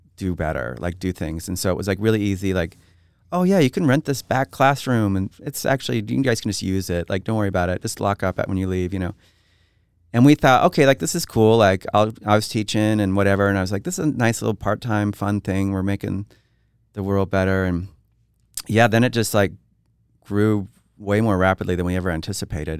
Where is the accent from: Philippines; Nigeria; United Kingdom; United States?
United States; Twin Falls, Idaho; now in Boise, United States; growing up in Twin Falls